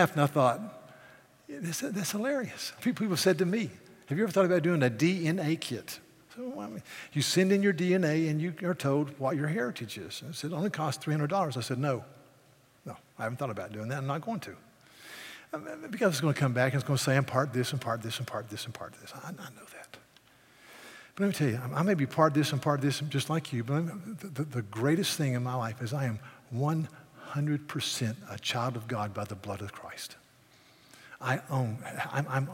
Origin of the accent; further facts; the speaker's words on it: the South, United States; I'm a Southerner